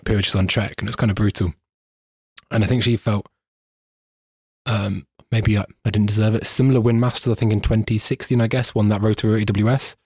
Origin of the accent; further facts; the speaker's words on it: United Kingdom; I'm a British person